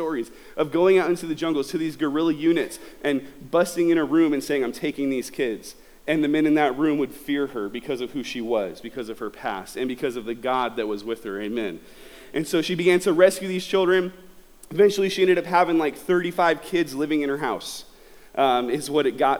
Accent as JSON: {"language": "English", "region": "Southern California", "country": "United States", "said": "I'm from Southern California"}